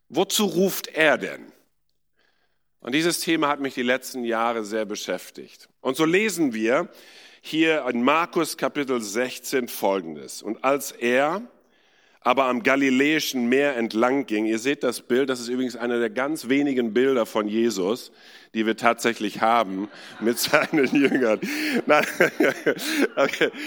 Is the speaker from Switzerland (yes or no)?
no; India; ich bin in Indien geboren und aufgewachsen, war in einer Internatsschule dort